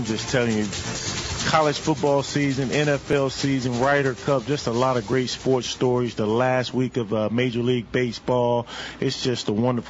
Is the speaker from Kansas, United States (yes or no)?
no; Montgomery, Alabama, United States; I grew up in Montgomery, Alabama